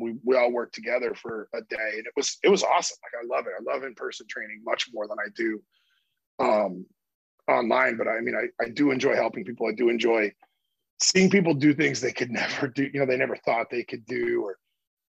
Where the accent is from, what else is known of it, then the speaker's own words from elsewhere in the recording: Iowa, United States; moved away; my hometown back in Iowa